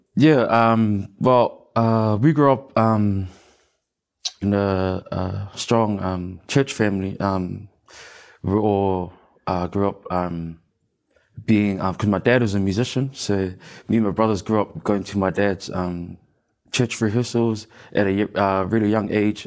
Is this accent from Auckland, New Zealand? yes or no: yes; Auckland, New Zealand; the one and only um, best place in Auckland, uh, Mount Albert. Born and raised, and I'm still there.